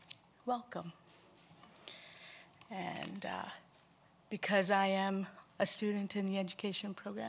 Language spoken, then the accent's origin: English; Musqueam, British Columbia, Canada; I am from Musqueam.